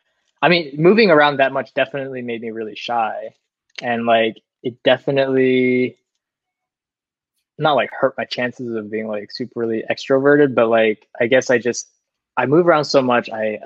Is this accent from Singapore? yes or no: yes; Singapore; also born or lived in Vancouver, Canada / Massachusetts, United States; Yeah. My parents are Singaporean. They were born in Singapore. They met in Singapore, then they moved to Vancouver for a little bit, had me and my older brother. moved back to Singapor